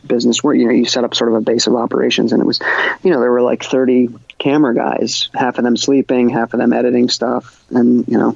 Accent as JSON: {"language": "English", "region": "New York", "country": "United States", "tie": "born or raised there", "said": "I was born and raised in New York"}